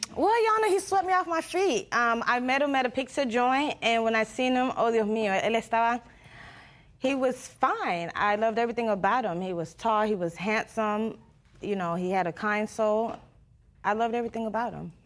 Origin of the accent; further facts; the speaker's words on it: Panama; first language Spanish; English is a second language; moved away; I'm not from here. My, I'm originally from Panama.